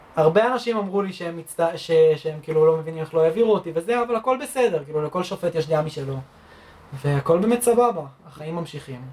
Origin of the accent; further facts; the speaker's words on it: Rosh HaAyin, Central District, Israel; moved away as an adult; now in Germany; נולדתי פה בארץ